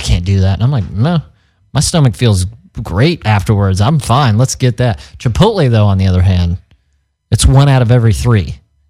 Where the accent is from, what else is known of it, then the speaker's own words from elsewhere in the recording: Missouri, United States; because we're all from Missouri, we're from the Midwest.